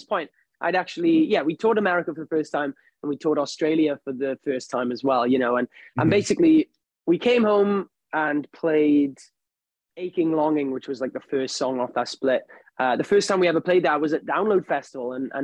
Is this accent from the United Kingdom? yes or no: yes; United Kingdom; being British